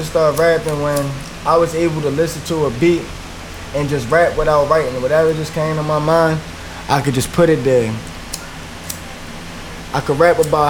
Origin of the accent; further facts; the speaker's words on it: Baltimore, Maryland, United States; I'm born and raised in Baltimore, West Baltimore.